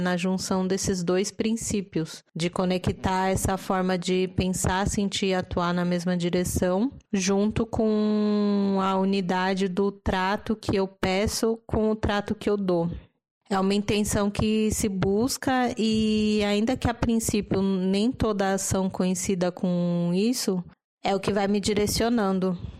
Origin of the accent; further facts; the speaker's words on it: São Paulo, Brazil; paulistana e humanista